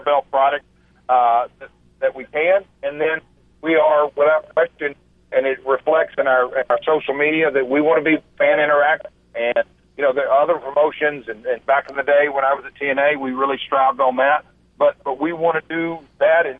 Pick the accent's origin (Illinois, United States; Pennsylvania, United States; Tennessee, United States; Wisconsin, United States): Tennessee, United States; Nashville; I'm from Music City